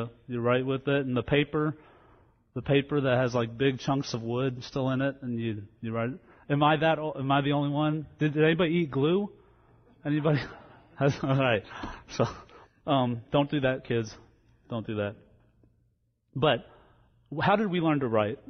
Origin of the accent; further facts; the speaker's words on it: New Jersey, United States; moved away; also born or lived in Louisiana; I grew up in New Jersey before I went to Louisiana.